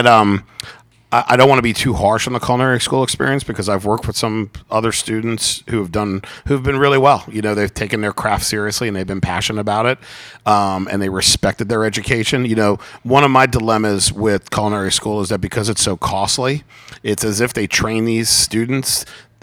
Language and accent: English; Long Island, New York, United States; also born or lived in Charleston, South Carolina; now in Atlanta, United States; I grew up on Long Island, New York.